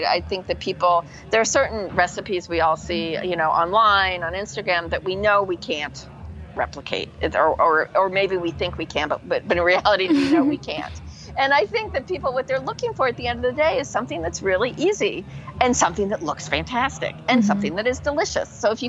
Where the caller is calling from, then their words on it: Umbria, Italy; I'm speaking here from Umbria, my house in Italy, in the countryside